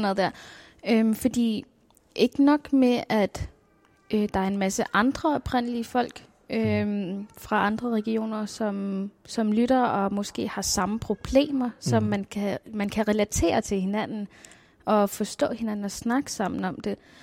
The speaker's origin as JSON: {"language": "Danish", "town": "Nuuk", "country": "Greenland", "tie": "born or raised there", "said": "Jeg er født og opvokset her i Nuuk"}